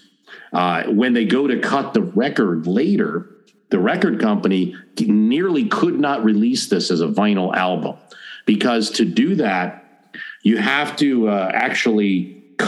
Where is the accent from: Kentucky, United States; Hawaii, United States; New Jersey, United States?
New Jersey, United States; I am from Jersey